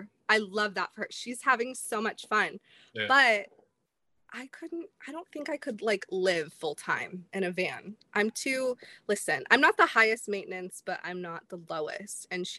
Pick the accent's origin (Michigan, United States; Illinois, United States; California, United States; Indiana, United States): Indiana, United States; Indianapolis; born there; also born or lived in Clearwater / Chicago; So I was born in Indianapolis and I moved here. I've lived in like Clearwater area. This is my third time living in the Sunshine State. I spent some time in Chicago. I have lived in Indiana again.